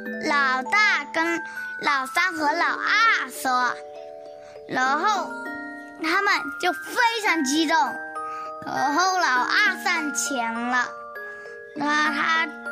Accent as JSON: {"language": "Chinese", "town": "Nanchang", "region": "Jiangxi", "country": "China", "said": "今年六岁四个月了。我来自江西南昌，"}